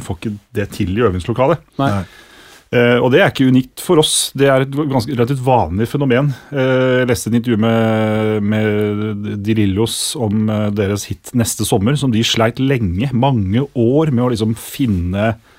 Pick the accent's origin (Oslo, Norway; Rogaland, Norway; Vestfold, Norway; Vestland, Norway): Vestfold, Norway; Sandefjord; Sandefjord, der jeg er fra